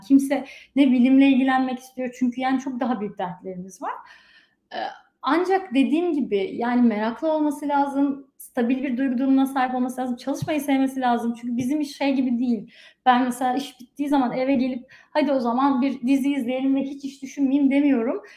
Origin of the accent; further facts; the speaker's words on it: Afyonkarahisar, Turkey; moved away as an adult; also born or lived in Izmir, Turkey; now in United States; ben Afyonluyum aslen